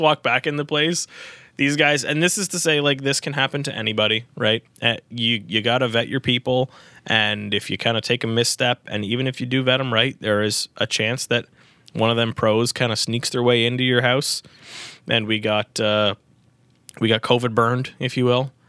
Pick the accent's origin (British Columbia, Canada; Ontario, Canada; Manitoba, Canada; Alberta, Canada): Ontario, Canada; Newmarket; I'm from New Market